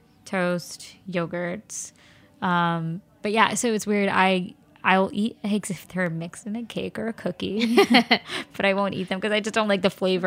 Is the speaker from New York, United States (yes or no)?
yes; Flushing, New York, United States; Well, I live in Flushing now, and I grew up in Flushing.